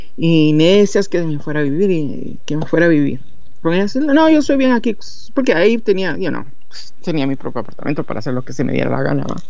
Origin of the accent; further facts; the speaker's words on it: Guatemala; accent: guatemalteco; moved away; soy de Guatemala, va, de plano y siempre he hablado como guatemalteco